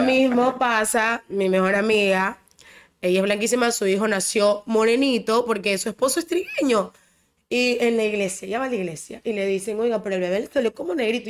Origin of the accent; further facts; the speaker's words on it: Ecuador; yo soy bien ecuatoriana